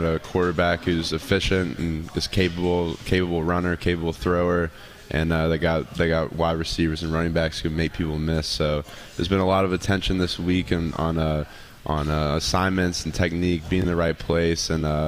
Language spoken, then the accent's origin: English; Georgia, United States; moved away as an adult; now in Virginia, United States; moving away from my home state of Georgia and coming to Virginia